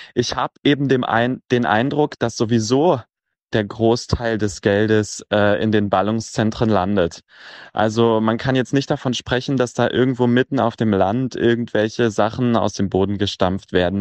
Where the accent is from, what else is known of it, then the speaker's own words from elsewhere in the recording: Cottbus, Brandenburg, Germany; moved away as an adult; now in Vienna, Austria; Ich bin auch in der Lausitz geboren und bin eben in Cottbus aufgewachsen und erst vor drei Jahren nach Wien umgezogen